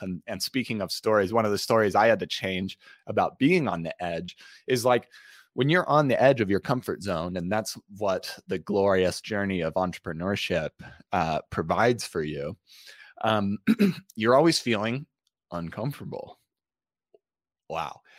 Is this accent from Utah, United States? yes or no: yes; Utah, United States; i grew up in utah